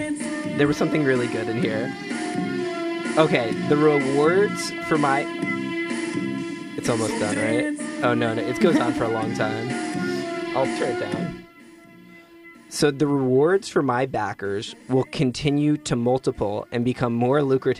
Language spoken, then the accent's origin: English; Missouri, United States; now in Los Angeles, United States; I live in Los Angeles, but I am originally from Missouri, and the state motto is the Show Me State.